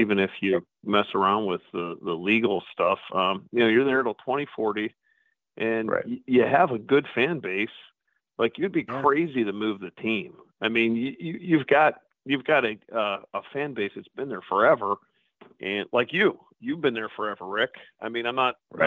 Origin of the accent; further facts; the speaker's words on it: Pittsburgh, Pennsylvania, United States; now in Medina, United States; I grew up in Pittsburgh and heard stories about the Grays